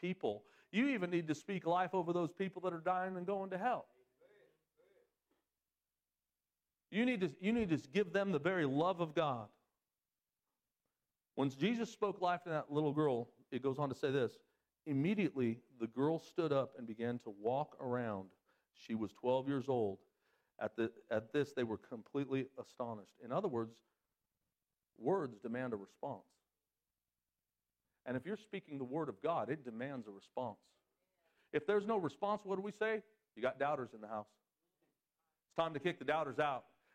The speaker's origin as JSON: {"language": "English", "region": "Southern California", "country": "United States", "moved": "as an adult", "said": "I'm from Southern California"}